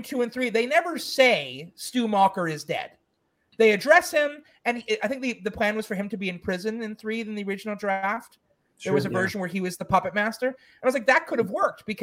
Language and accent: English; Montreal, Quebec, Canada; my hometown of Montreal